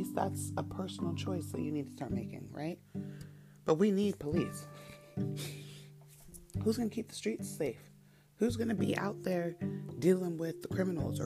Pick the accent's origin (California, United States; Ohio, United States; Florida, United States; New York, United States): California, United States; San Rafael; I grew up in Marin County and I didn't live in Marin City. I lived in Terra Linda